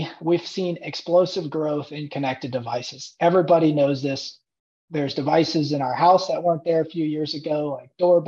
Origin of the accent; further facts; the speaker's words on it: Indiana, United States; moved away as an adult; I grew up in Indiana, and I left for a little while to pursue careers